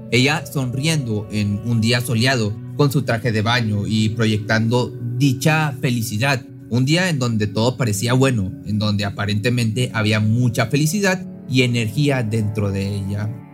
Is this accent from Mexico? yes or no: yes; Mexico; mi país, en México